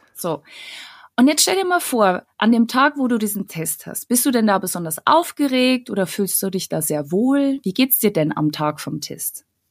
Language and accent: German; Bavarian Forest, Germany; moved away as an adult; now in Munich, Germany; Ich bin eine Kosmopolitin, die aus dem absoluten Kleindorf im Bayerwald kommt